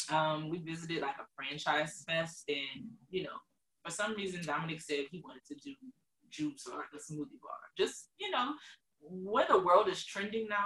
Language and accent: English; New Orleans, Louisiana, United States; moved away as an adult; now in Dallas, United States